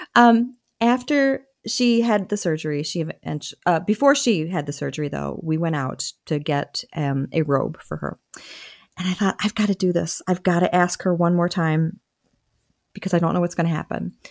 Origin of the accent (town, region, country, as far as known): Michigan, United States; born or raised there; also born or lived in Wilmington, Delaware